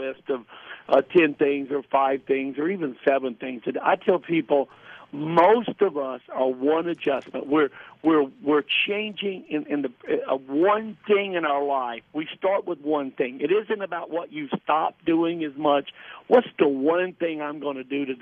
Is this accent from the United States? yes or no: yes; the South, United States; I grew up in the South